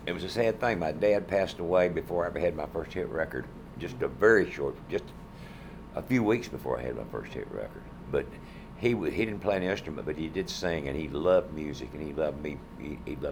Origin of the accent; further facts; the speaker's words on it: North Carolina, United States; I'm from North Carolina.